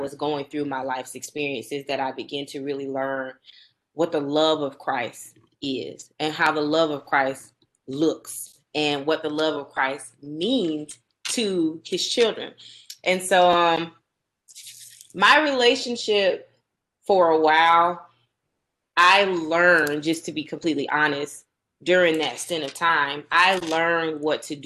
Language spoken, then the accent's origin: English; Warner Robins, Georgia, United States; also born or lived in Byron, Georgia; I am from Middle Georgia, Warner Robins particularly